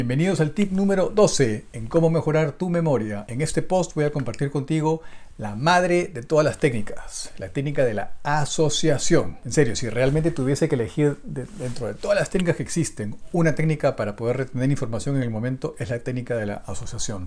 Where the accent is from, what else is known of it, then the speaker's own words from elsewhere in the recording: Peru; yo soy de Perú